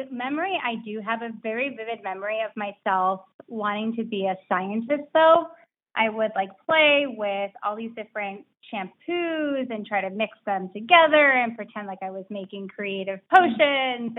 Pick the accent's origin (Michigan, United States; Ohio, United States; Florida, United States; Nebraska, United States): Florida, United States; North Palm Beach; I grew up in North Palm Beach, Florida